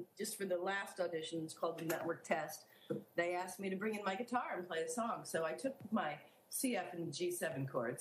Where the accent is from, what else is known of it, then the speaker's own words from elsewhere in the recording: Kailua, Hawaii, United States; also born or lived in Honolulu, Hawaii; I was born in Honolulu, and when I was a kid, we lived in Kailua, just the other side of the island.